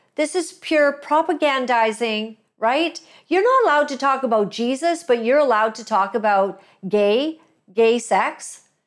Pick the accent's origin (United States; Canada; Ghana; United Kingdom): Canada; as a Canadian, as a woman, as a Christian